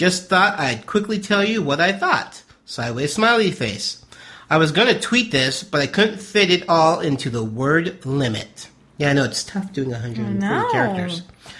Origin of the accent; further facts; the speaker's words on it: Poland; So, to begin with, I'm from Poland.